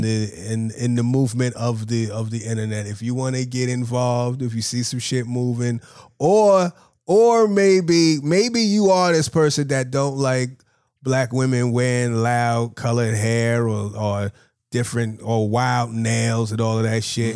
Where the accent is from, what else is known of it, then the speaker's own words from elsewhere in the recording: New York, United States; I'm from New York